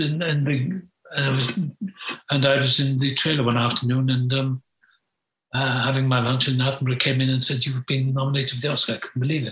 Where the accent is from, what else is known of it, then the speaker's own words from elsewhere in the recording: Wales, United Kingdom; moved away; also born or lived in England; I was born in Wales.